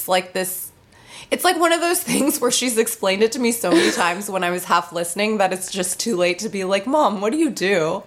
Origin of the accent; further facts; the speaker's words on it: New York City, New York, United States; moved away; I grew up in New York City